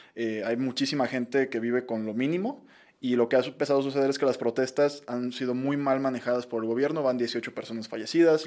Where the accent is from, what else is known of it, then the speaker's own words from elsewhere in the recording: Mexico; los mexicanos